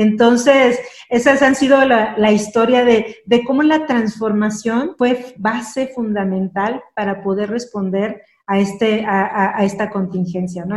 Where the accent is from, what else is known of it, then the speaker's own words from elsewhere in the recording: Mexico; como mexicana, estoy muy orgullosa, primero de ser mexicana